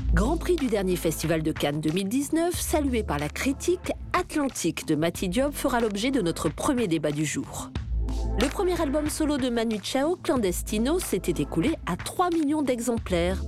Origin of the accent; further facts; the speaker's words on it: Canada; chez nous, au Canada